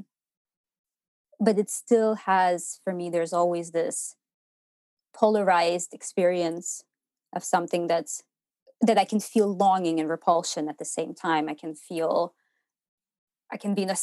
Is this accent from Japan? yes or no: no; Ukraine; moved away as an adult; now in Portland, United States; I was born and raised in Ukraine, and I lived through the dissolution of the Soviet Union